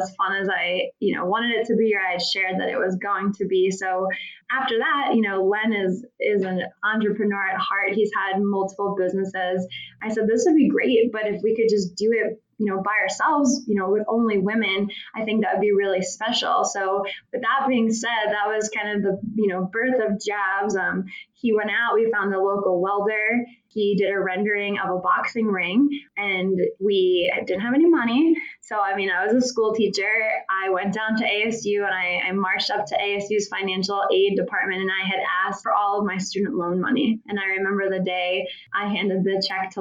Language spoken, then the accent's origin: English; Philadelphia, Pennsylvania, United States; moved away as an adult; now in Arizona, United States; I'm originally from Philadelphia.